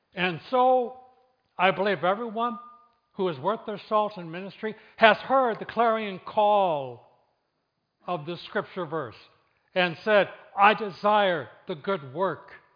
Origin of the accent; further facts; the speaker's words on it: Flint, Michigan, United States; I grew up in Flint.